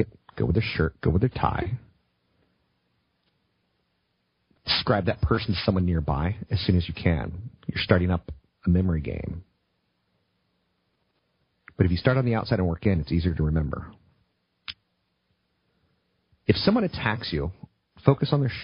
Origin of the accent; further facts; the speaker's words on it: East Coast, United States; now in West Coast, United States; I come from the East Coast